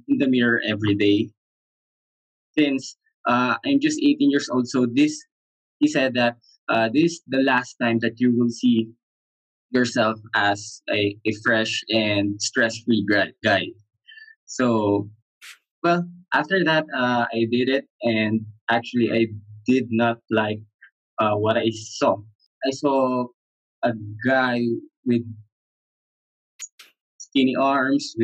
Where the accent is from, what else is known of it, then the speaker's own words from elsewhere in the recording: Manila, Metro Manila, Philippines; I am from Manila, Philippines, and that is the center of Philippines